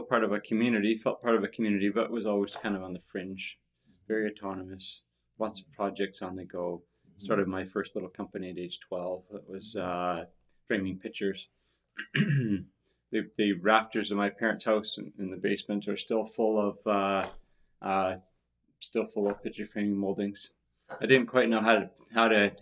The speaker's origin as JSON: {"language": "English", "town": "Tsawwassen", "region": "British Columbia", "country": "Canada", "tie": "born or raised there", "moved": "as an adult", "lives_now": "Victoria, Canada", "said": "So I grew up in Tawasin, far away from here on the other side of the ocean. And for those of you who don't know where that is, it's Greater Vancouver area"}